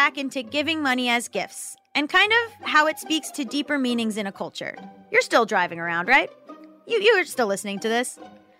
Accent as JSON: {"language": "English", "region": "Florida", "country": "United States", "said": "I'm from Florida."}